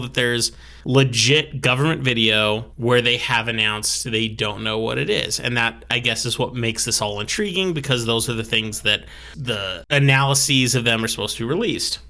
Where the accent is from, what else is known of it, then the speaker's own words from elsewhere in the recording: United States; I was born and raised as an American